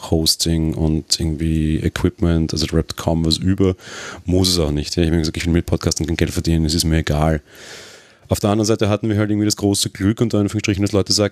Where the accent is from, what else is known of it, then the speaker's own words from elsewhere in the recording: Austria; Na gut, okay, ich bin Österreicher, wir kennen jetzt nicht alle deutschen